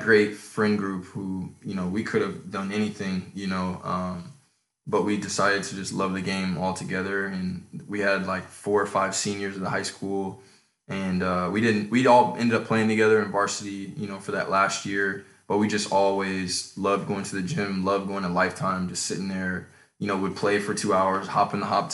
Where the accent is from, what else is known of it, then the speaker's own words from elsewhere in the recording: Chicago, Illinois, United States; I was born in Chicago in the 90s